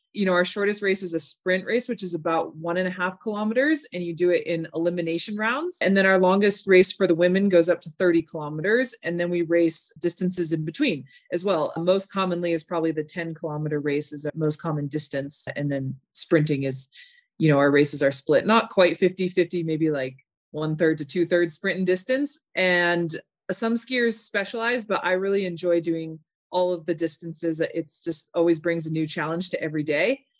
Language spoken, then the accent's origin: English; Park City, Utah, United States; also born or lived in Salt Lake City, Utah; I was born in Salt Lake, and I moved up to Park City when I was about two